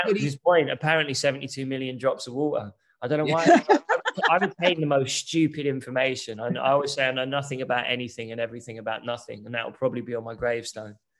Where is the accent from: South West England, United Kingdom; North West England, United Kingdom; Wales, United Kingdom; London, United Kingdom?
London, United Kingdom; growing up in East London